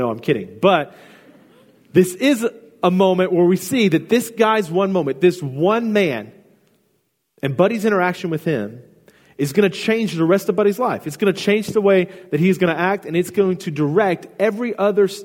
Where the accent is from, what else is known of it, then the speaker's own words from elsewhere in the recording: Houston, Texas, United States; I grew up in Houston, and I'm a huge Houston Astros fan.